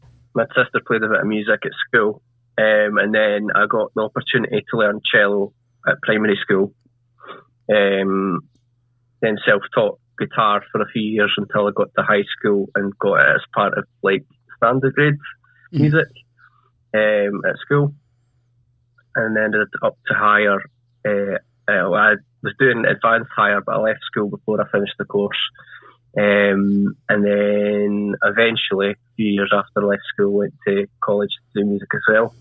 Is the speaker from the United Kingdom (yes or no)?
yes; Kirkcaldy, Scotland, United Kingdom; also born or lived in Dumfries; now in Dunfermline, United Kingdom; So I've kind of grown up in Kirkcaldy. Just went to school in Kirkcaldy, stayed there most of my life, moved to Dunfermline a few years ago now